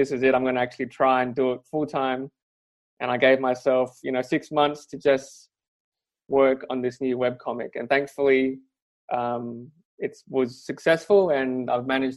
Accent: Perth, Western Australia, Australia; I'm from Perth. I grew up in Perth, which is even smaller than Melbourne and Sydney

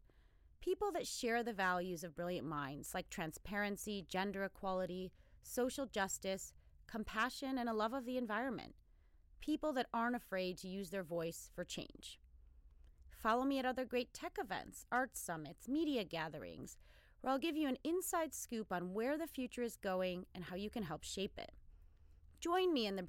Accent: Chicago, Illinois, United States; also born or lived in Sweden; I grew up on the south side of Chicago

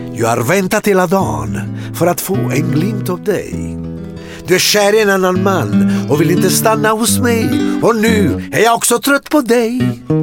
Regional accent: Atrani, Campania, Italy; Swedish is a second language; now in Sweden; i Atrani där jag växte upp

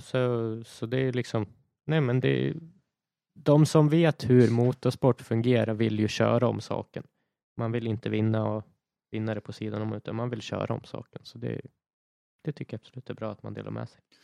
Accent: Sweden; här i Sverige

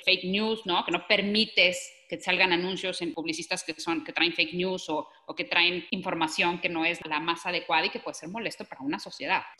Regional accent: Mexico; soy mexicana, porque quiero crecer a mi país, porque conozco el mercado mexicano

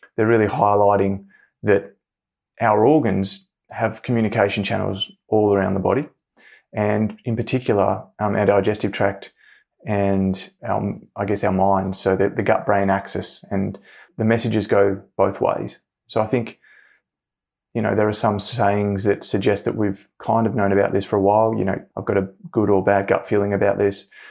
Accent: Hobart, Tasmania, Australia; I grew up in Hobart, Tasmania

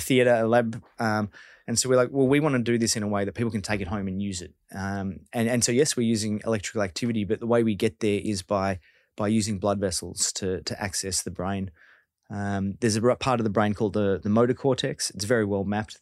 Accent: Victoria, Australia; I'm from Victoria

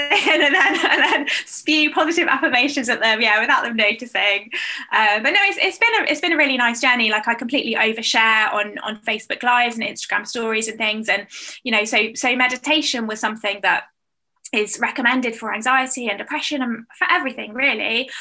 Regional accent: United Kingdom; I'm British as well

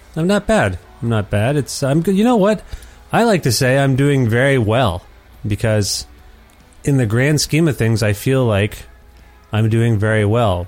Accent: Cambridge, Ontario, Canada; growing up in Cambridge, Ontario

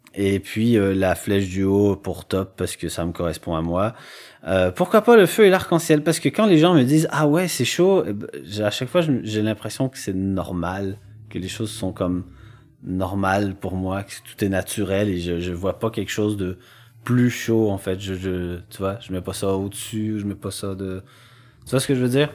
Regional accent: Quebec, Canada; moved away; j'ai grandi en campagne et que. Euh, bah, au Québec

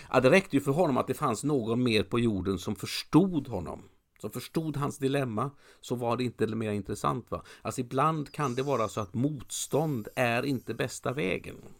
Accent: Gothenburg, Västra Götaland, Sweden; jag är göteborgare

